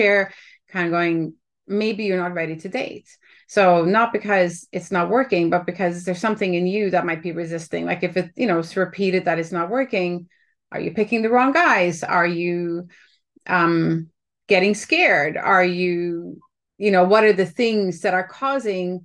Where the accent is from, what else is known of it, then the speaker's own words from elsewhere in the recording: Canada; as a Canadian sitting up here